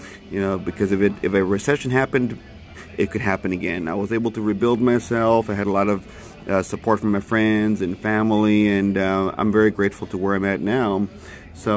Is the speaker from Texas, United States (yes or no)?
yes; McAllen, Texas, United States; I'm from McAllen, Texas, born and raised